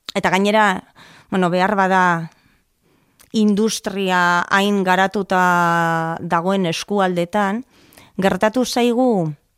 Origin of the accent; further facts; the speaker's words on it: Basque Country, Spain; also born or lived in Salceda de Caselas, Pontevedra, Galicia; Abustun jaio nintzen, oporretan jaio nintzen, eta han jaio nintzen. Baina gurasok ordurako ja Euskal Herrian bizi zian, eta, eta hemen hementxe hazi